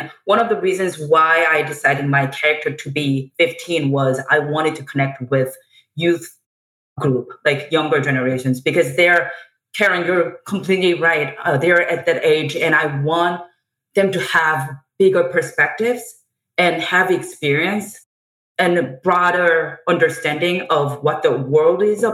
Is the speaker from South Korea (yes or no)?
yes; South Korea; moved away; I grew up in South Korea